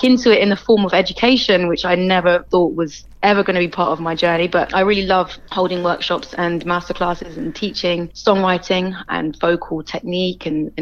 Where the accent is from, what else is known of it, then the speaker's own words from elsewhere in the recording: Bristol, South West England, United Kingdom; I am a born and bred Bristolian. I grew up in St. Paul's.